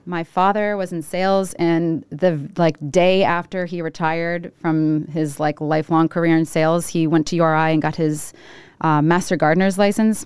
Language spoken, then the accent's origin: English; Providence, Rhode Island, United States; I was born in Providence. Uh, I grew up on Charles Street, right off of Charles Street